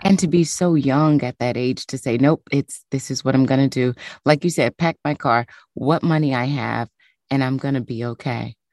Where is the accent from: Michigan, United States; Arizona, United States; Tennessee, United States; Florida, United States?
Tennessee, United States; moved away; also born or lived in New York; I'm from Tennessee, so cold to me is New York